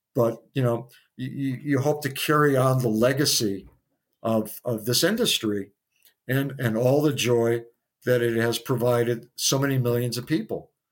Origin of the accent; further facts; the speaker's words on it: Midwest, United States; moved away as an adult; also born or lived in New York City; as a Midwesterner